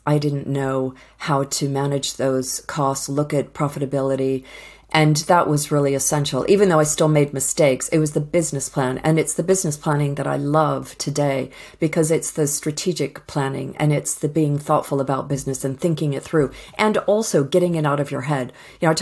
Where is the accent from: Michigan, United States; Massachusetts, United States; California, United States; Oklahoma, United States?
Massachusetts, United States; outside of Boston; moved away as an adult; now in United Kingdom; I grew up outside of Boston